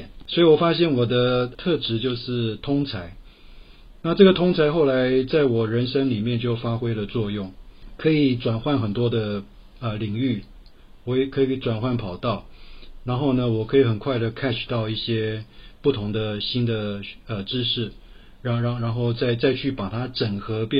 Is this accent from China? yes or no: no; Taipei, Taiwan; 我台北人。